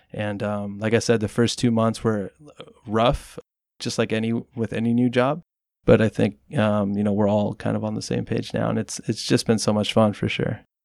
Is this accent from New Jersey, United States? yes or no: no; Watsonville, California, United States; also born or lived in Mexico; my family decided to stay here when I was about nine years old. And, uh, Wattsmo is really the only thing that I've known. That's why I consider it my hometown